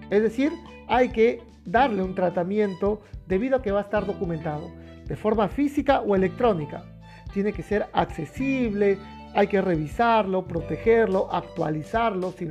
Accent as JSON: {"language": "Spanish", "country": "Peru", "said": "todavía tenemos en mi país, en Perú, el carbón, el gas natural también bastante fuerte"}